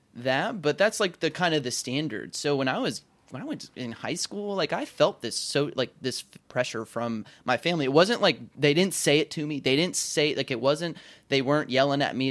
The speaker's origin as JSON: {"language": "English", "region": "the South", "country": "United States", "tie": "born or raised there", "said": "I was raised in the South, which is a huge honor code state"}